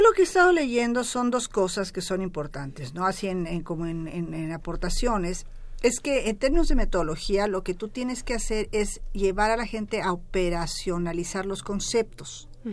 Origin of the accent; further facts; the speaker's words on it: Mexico; me voy a ver reflejada como mexicana